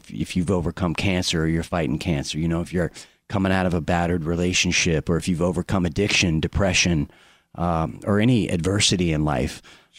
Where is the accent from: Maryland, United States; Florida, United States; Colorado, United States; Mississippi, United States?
Florida, United States; Orlando; Yeah, Orlando.